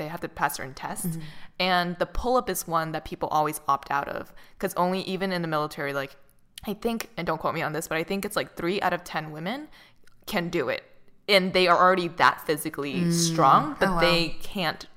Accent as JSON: {"language": "English", "town": "Boston", "region": "Massachusetts", "country": "United States", "also_born_or_lived": "Santa Monica", "moved": "yes", "said": "I'm from Boston"}